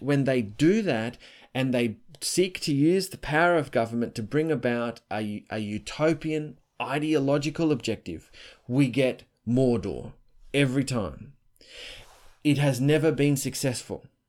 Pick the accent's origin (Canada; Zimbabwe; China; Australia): Australia; I'm Australian